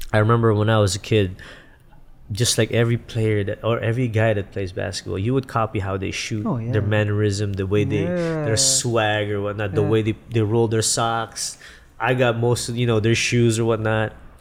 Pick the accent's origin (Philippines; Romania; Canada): Philippines; moved away as an adult; also born or lived in San Francisco; I grew up in the Philippines, graduated high school in the Philippines